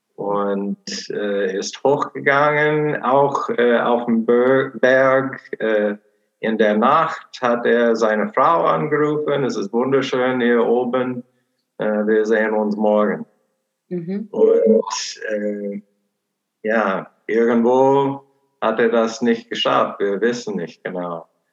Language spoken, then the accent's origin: German; Portland, Oregon, United States; German is a second language; moved away as an adult; now in Cologne, Germany; meine Heimat ist Portland, Oregon, USA.